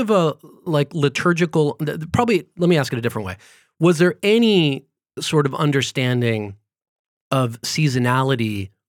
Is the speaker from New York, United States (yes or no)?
no; Florida, United States; now in California; because we're from Florida before California.